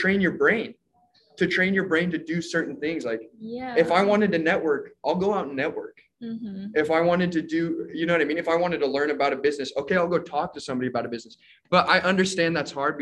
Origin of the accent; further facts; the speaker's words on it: Salt Lake City, Utah, United States; moved away as an adult; also born or lived in Hawaii; now in Laie, Hawaii, United States; I am from Salt Lake City, Utah